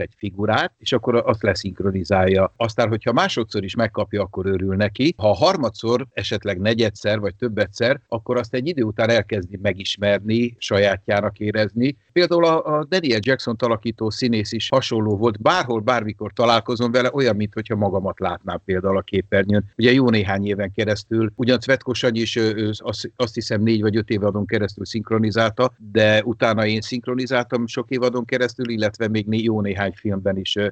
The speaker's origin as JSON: {"language": "Hungarian", "town": "Veszprém", "region": "Veszprém County", "country": "Hungary", "tie": "born or raised there", "also_born_or_lived": "Tárnok / Budapest", "moved": "as an adult", "said": "én, én Veszprémben nőttem föl, én tizenkilenc éves koromig Veszprémben éltem"}